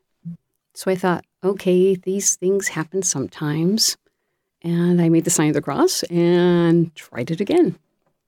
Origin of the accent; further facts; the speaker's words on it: Connecticut, United States; moved away; I'm originally from Connecticut